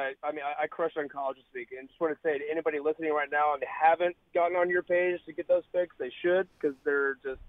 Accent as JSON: {"language": "English", "town": "Dallas", "region": "Texas", "country": "United States", "tie": "born or raised there", "said": "born and raised in Dallas."}